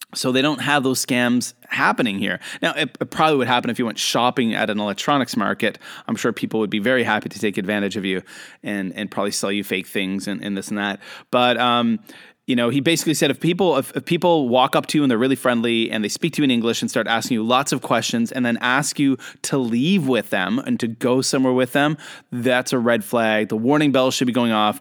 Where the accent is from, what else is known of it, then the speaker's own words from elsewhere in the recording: Canada; moved away as an adult; also born or lived in South Korea / Japan; now in China; I am a Canadian who lives and works in Asia.